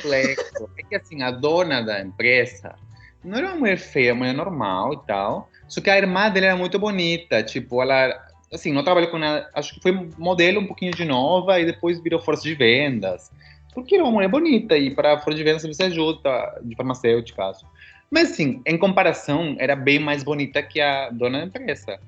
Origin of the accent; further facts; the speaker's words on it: Peru; moved away; eu sou peruano